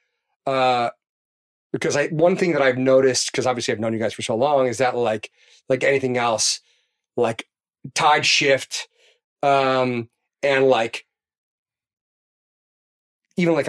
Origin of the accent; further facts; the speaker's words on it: Chicago, Illinois, United States; I'm from Chicago